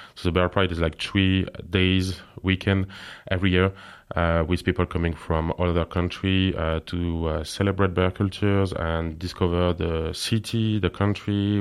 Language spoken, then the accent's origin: English; France; English is a second language; moved away as an adult; now in Luxembourg; I'm from France, and I'm living in Luxembourg